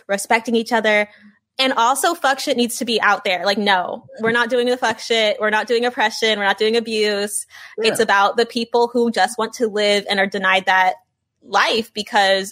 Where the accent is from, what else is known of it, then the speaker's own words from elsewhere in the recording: Los Angeles, California, United States; I'm from Los Angeles, California. My parents, Los Angeles. My grandparents, Los Angeles.